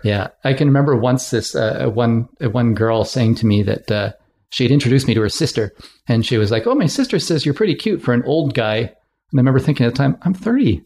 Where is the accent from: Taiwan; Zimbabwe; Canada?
Canada; West Kootenays, British Columbia; moved away as an adult; also born or lived in Ottawa / Victoria / Calgary; I had job opportunities in the West Kootenays where I grew up